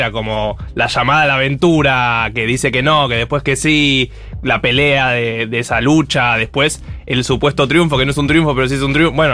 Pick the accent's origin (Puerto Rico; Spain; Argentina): Argentina; soy argentino